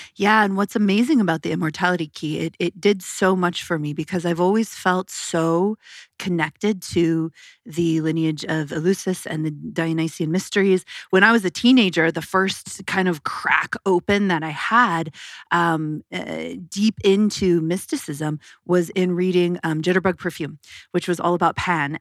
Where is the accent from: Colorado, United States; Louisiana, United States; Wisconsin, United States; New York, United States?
Colorado, United States; I was born in Colorado